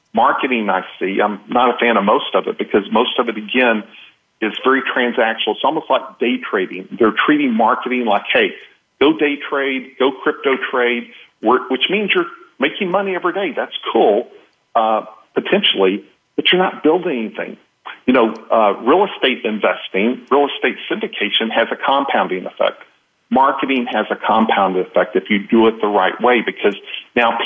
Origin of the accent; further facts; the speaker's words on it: Texas, United States; I'm from Texas